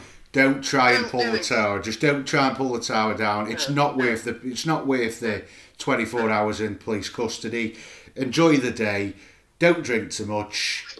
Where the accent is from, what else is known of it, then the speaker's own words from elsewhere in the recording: Scholar Green, North West England, United Kingdom; I'm from Scholar Green, you know, I'm in the Potter Mouse song.